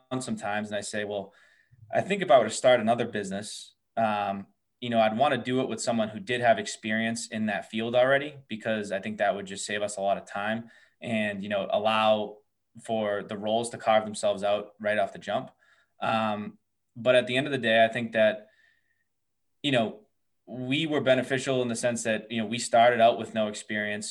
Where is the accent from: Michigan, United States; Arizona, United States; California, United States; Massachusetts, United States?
Massachusetts, United States; we're all from Massachusetts as well.